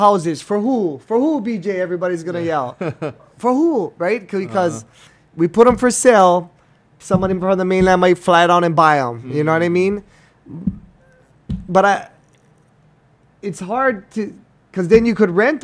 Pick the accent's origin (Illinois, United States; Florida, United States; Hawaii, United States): Hawaii, United States; we're all from Hawaii